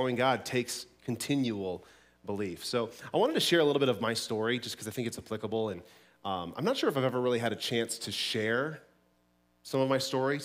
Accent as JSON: {"language": "English", "region": "Colorado", "country": "United States", "tie": "born or raised there", "moved": "as an adult", "said": "a very, very small church down in Denver, back where I grew up in Colorado."}